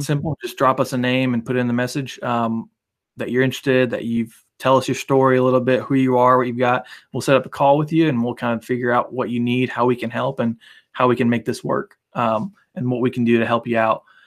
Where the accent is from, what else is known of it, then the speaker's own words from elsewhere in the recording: United States; also born or lived in Bosnia; growing up in the States